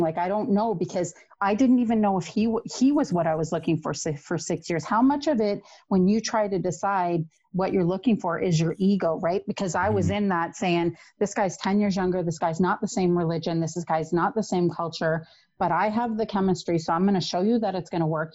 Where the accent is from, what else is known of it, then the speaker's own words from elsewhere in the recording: Toronto, Ontario, Canada; I grew up in Toronto